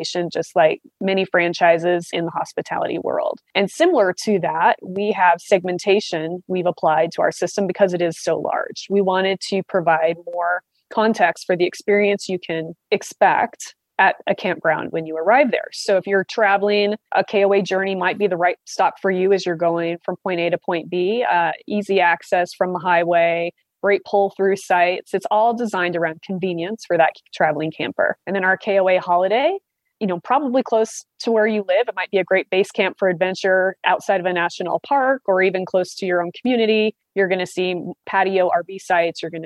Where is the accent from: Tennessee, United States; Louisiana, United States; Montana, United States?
Montana, United States; Southwest; I'm from a very small town. My hometown had 700 people, Southwest Montana